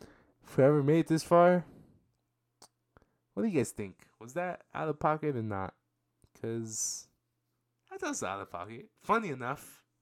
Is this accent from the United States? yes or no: no; Australia; I'm Aussie, and see you guys soon.